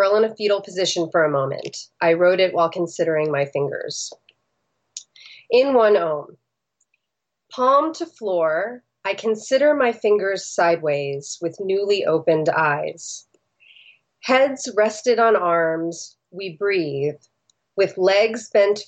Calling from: Los Angeles, California, United States; I'm calling from Los Angeles

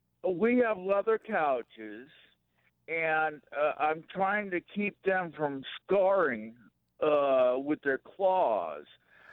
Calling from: Prescott, Arizona, United States; Prescott, right in the middle of the state.

